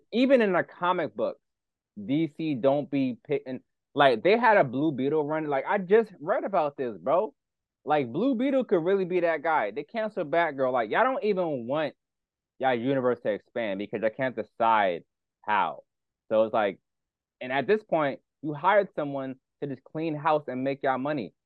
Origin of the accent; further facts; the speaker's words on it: New York City, New York, United States; we're from Brooklyn